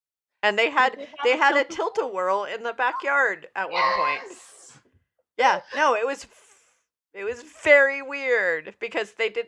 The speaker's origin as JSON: {"language": "English", "region": "Vermont", "country": "United States", "tie": "born or raised there", "said": "where I grew up in Vermont, there was a cow college"}